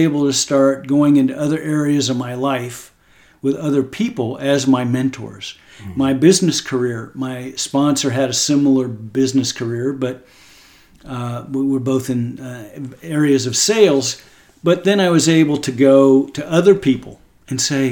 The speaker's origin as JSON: {"language": "English", "region": "Texas", "country": "United States", "said": "as an American guy and as a Texan"}